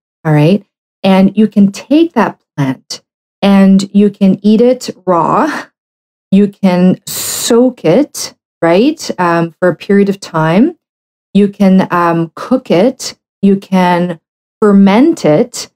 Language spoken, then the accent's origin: English; Canada; I'm a Canadian medical doctor